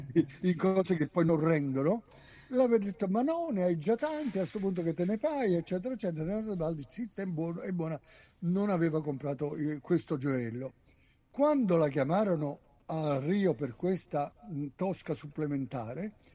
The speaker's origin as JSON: {"language": "Italian", "area": "province of Naples near Sorrento", "region": "Campania", "country": "Italy", "said": "io sono napoletano d'originanza della provincia sulla co- costa, vicino Sorre- all'inizio de- della penisola sorrentina"}